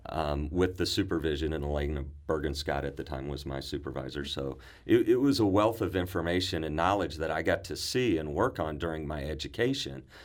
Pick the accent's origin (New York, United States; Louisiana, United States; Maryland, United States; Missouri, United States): Missouri, United States; Cape Girardeau; I was born and raised in Cape Girardeau, Missouri.